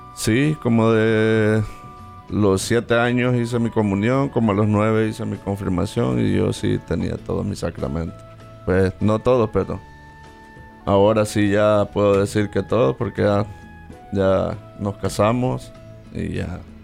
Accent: El Salvador; soy salvadoreño

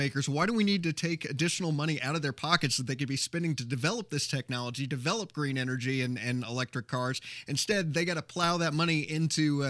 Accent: Carmel, Indiana, United States; moved away; Our hometown of Carmel, Or at least that's my my hometown. That's where my folks are located

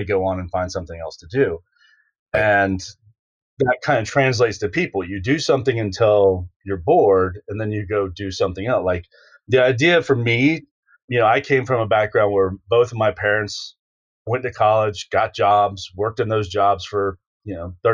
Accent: Jacksonville, Florida, United States; moved away; I came from Jacksonville, Florida

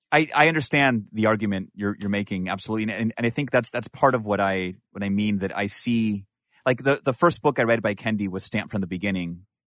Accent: Peru; or for me, you know, who I'm from Peru, originally, it was more like, oh, you don't even have an accent

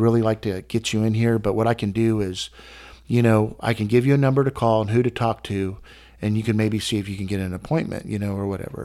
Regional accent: Texas, United States; I'm from Texas

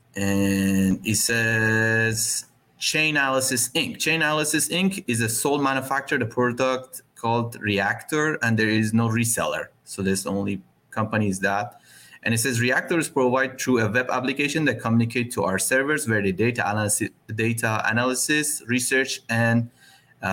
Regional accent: Iran; I'm from Iran

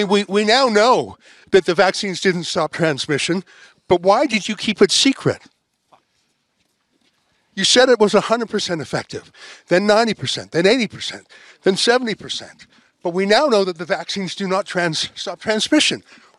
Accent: Canada; as a Canadian.

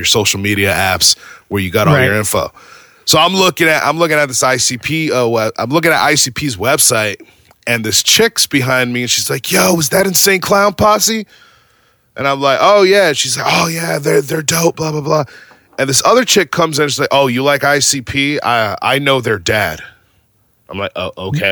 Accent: Arizona, United States; moved away as an adult; now in Virginia, United States; I was born and raised in Arizona. And I've basically been in Arizona for 36 years

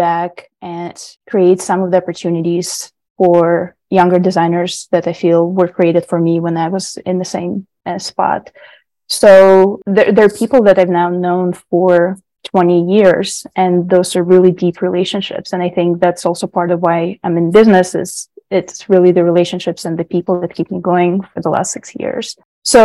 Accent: Israel; English is a second language; Growing up in Israel, it's very similar to American culture and everything. It's very closely related, but there is more of the community there as well.

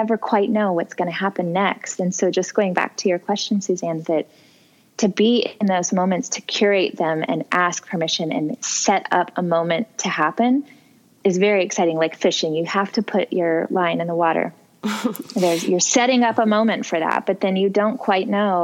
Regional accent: Missouri, United States; my home state of Missouri

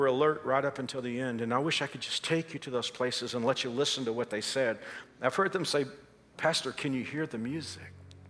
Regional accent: Texas, United States; moved away as an adult; And even though I've been here for so many years, Paul knew I came from Texas, and he's always wanted to introduce Kansas to me

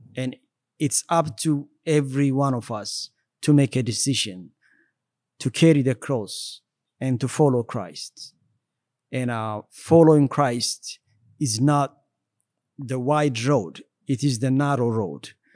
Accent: Ethiopia; also born or lived in Eritrea / Sudan / Kenya; now in United States; I was born in Ethiopia and grew up in Ethiopia as well

